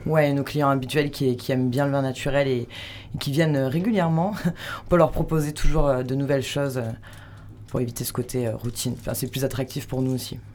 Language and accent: French; Toulouse, Occitania, France; moved away as an adult; also born or lived in Biarritz / Chamonix / Bayonne; now in Hossegor, France; À la base de Toulouse